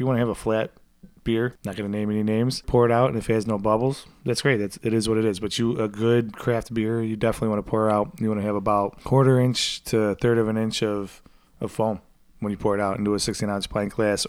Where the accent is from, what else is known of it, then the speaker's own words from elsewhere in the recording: United States; because I'm American